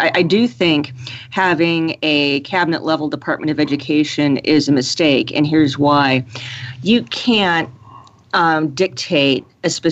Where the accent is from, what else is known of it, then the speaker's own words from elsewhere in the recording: Silver City, New Mexico, United States; there's a great charter school in my hometown of Silver City